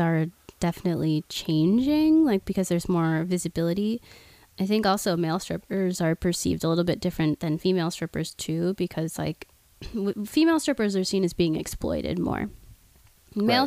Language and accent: English; Oklahoma, United States; now in Los Angeles, United States; I'm from Oklahoma originally